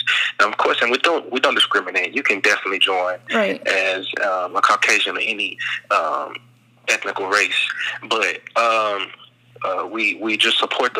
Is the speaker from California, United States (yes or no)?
no; Dallas, Texas, United States; also born or lived in Tyler, Texas; I'm from Dallas, Texas.